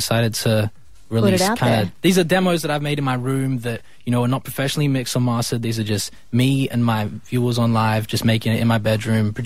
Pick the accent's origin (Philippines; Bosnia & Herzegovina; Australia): Australia; growing up in Australia, especially making music in my bedroom my whole life